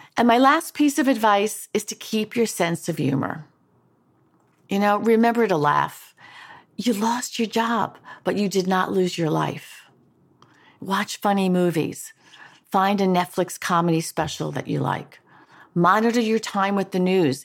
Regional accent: New York, United States; moved away; also born or lived in Washington; move back to my hometown of New York

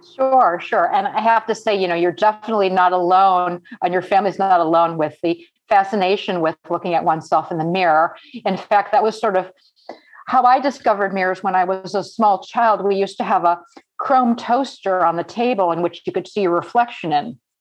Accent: Cleveland, Ohio, United States; moved away as an adult; now in New York, United States; I grew up in Cleveland

